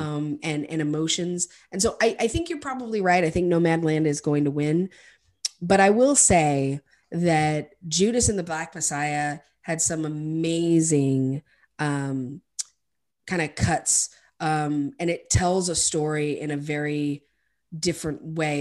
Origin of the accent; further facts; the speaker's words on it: United States; an American